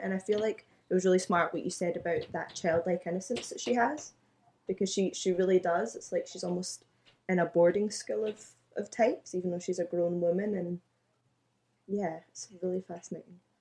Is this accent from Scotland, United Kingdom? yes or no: yes; Glasgow, Scotland, United Kingdom; born and raised in Glasgow